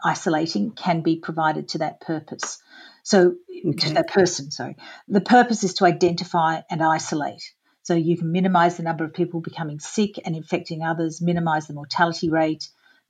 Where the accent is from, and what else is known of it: Australia